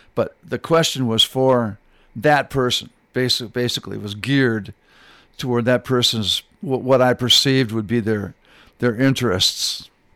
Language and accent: English; Michigan, United States; moved away; I'm originally from Michigan.